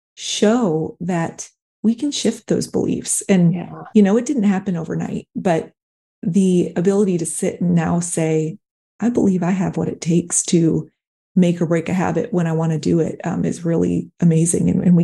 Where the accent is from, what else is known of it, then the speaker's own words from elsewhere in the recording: Michigan, United States; If I grew up in Michigan, and I think that, so it was cold, but my mom would go out and walk with her friend. It was a small town